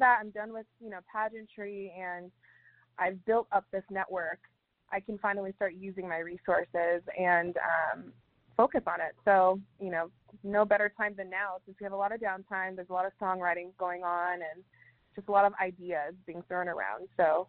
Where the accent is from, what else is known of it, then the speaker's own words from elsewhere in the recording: Las Vegas, Nevada, United States; Because we come from Vegas, so I'm used to being in a bigger city and with, you know, a little bit crazier audiences.